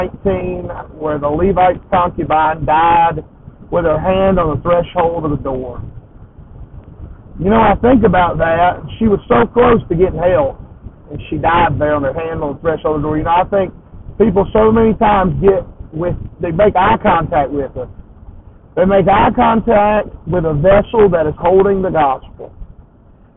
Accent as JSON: {"language": "English", "region": "the South", "country": "United States", "said": "I'm from the South, and I'm up here up north and it's a rare thing for me to be up north, but I'm up north, and I'm just a little slow because I'm from down south"}